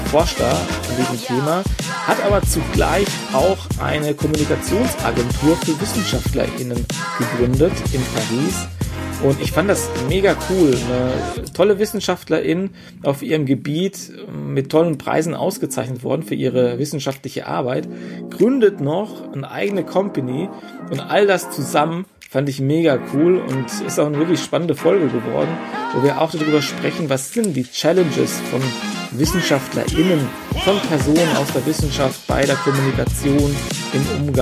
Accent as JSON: {"language": "German", "region": "Baden-Württemberg", "country": "Germany", "said": "der Camovator sitzt in Mannheim und ich komme ja auch hier aus der Nähe"}